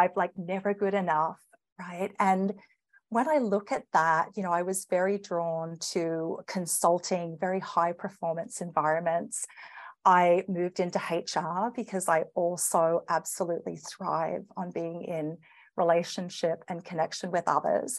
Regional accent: Australia; accent: Australian; moved away as an adult; now in Canada; you'll probably notice my accent. I'm Australian and living here in Canada, came over with my firm

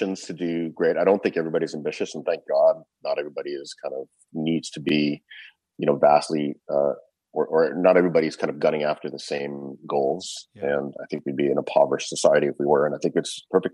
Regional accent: Canada; I grew up in Canada

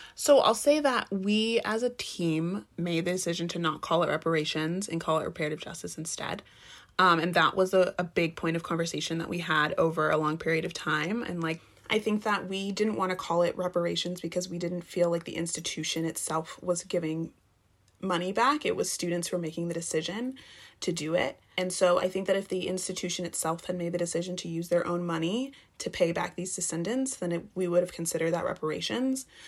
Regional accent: Texas, United States; moved away as an adult; I'm from the South, um, I'm from Texas

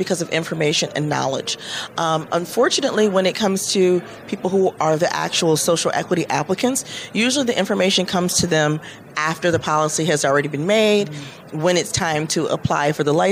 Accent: Michigan, United States; my home state of Michigan

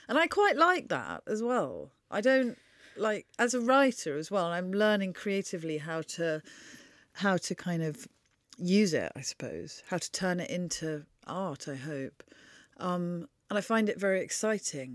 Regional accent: Wiltshire, South West England, United Kingdom; born or raised there; also born or lived in Oxford

